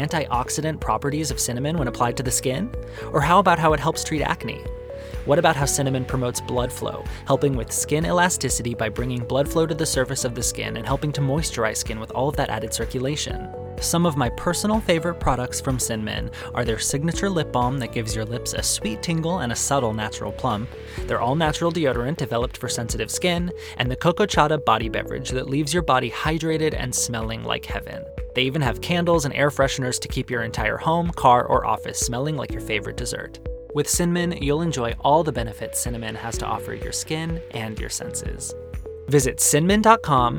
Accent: Arizona, United States; growing up in Arizona

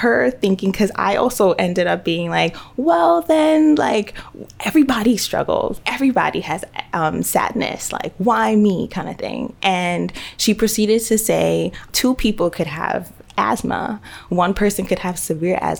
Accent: New York City, New York, United States; growing up in the Bronx myself

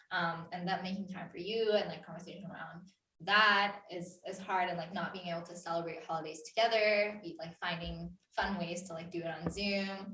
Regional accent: Vancouver, British Columbia, Canada; also born or lived in Coquitlam / Edmonton; I told people in Edmonton that I'm from Vancouver

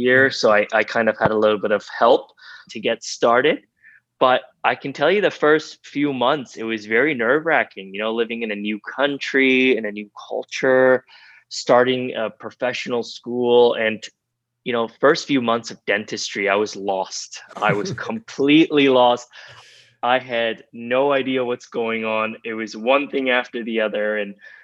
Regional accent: Vancouver, British Columbia, Canada; also born or lived in Tehran, Iran; I was born and raised in Tehran and Iran. And then when I was very young, I immigrated to Canada, did most of my schooling in Canada, in Vancouver, BC.

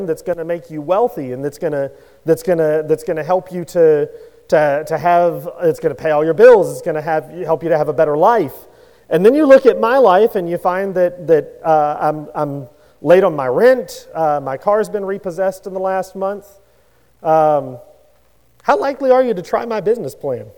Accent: Louisiana, United States; I grew up in Louisiana

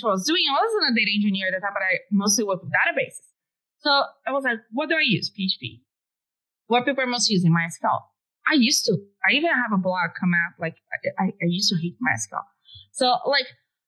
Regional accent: Brazil; English is a second language; moved away as an adult; now in United States; I was living in Brazil at the time. My English was way worse

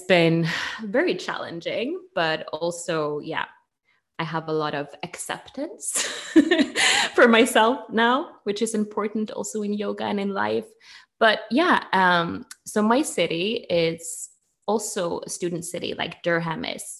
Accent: Norway; accent: Norwegian; English is a second language; now in Bergen, Norway

